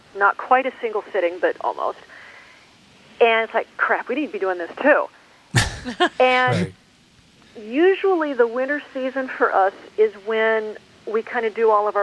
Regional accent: Douglas County, Colorado, United States; moved away; I grew up just north of you in Douglas County

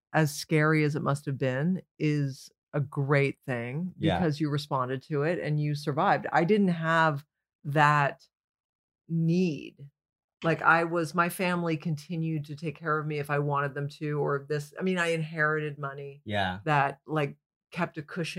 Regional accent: Canada; now in United States; I was coming from Canada. That's like sliding through a side door.

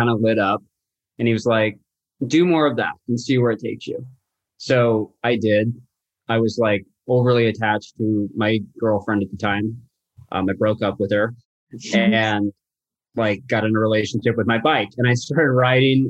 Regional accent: Salt Lake City, Utah, United States; now in Santa Barbara, United States; I live in Santa Barbara, California currently. I was born and raised in Salt Lake City, Utah.

